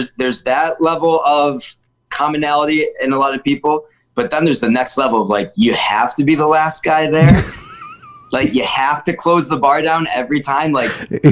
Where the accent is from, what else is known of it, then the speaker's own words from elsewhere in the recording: Utica, New York, United States; when I moved back to my hometown in Utica, New York, I'm sitting here right now in my apartment